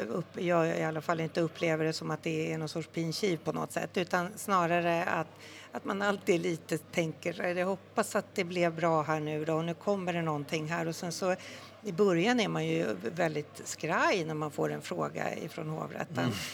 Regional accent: Stockholm, Stockholm County, Sweden; jag är stockholmare sen eh, mm tusen år tillbaka

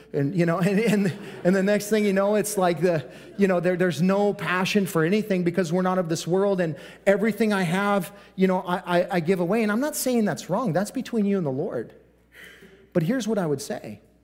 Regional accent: United States

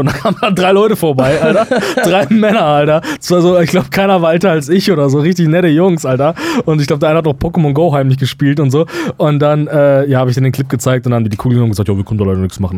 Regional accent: Germany; wir als Deutsche

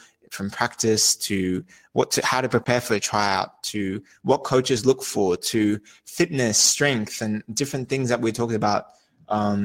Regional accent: Australia; moved away; I'm originally from Australia.

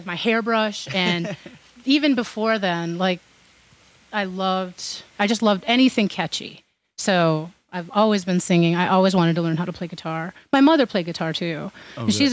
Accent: by the Twin Cities, Minnesota and Wisconsin, United States; now in North Carolina, United States; I grew up in Minnesota and Wisconsin on the Minnesota border by the Twin Cities.

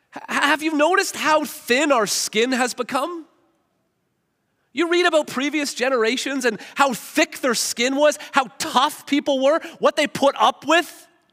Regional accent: Hamilton, Ontario, Canada; I grew up in Hamilton.

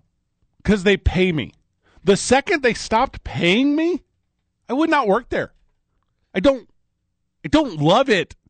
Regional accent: St. Louis, Missouri, United States; now in Albuquerque, United States; I'm from St. Louis

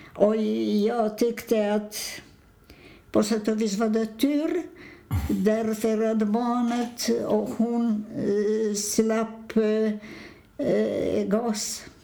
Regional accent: Poland; Swedish is a second language; moved away as an adult; also born or lived in Sweden; now in Stockholm, Sweden

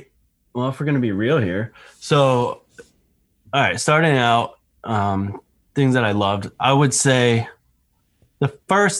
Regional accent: Ohio, United States; also born or lived in Florida; I was born and raised in Ohio

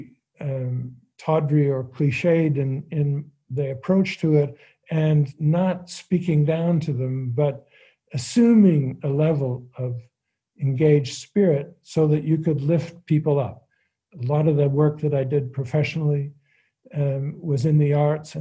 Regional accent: Hamilton, Ontario, Canada; growing up in Hamilton

